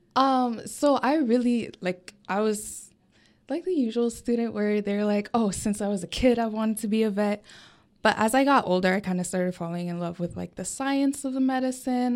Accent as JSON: {"language": "English", "town": "Coconut Creek", "region": "Florida", "country": "United States", "tie": "born or raised there", "said": "my hometown is down in South Florida, for a small, smaller city called Coconut Creek"}